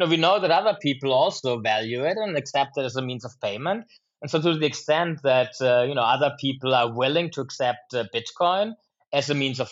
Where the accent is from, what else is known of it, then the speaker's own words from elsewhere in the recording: Germany; now in Chicago, United States; my mom makes actually fantastic apple pies from an apple tree growing in our garden in my homeland of Germany.